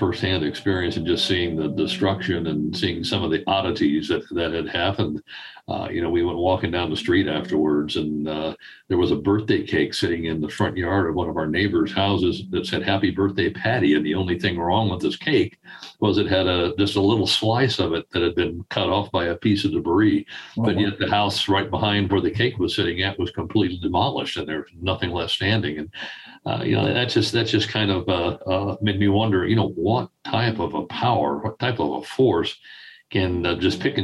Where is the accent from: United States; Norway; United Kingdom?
United States; Kansas City; I grew up in the Kansas City area